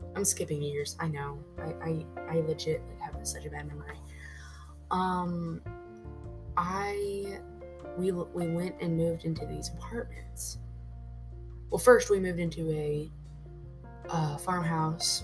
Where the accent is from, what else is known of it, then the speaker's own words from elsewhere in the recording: Gary, Indiana, United States; moved away; also born or lived in Elkhart, Indiana; I was raised in Elkhart, not Elkhart, uh, Gary, Indiana.